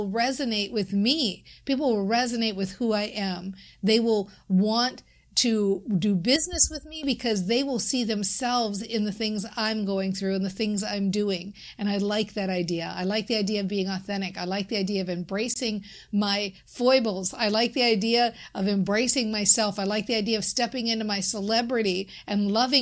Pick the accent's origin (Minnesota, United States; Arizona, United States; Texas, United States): Minnesota, United States; I'm from Minnesota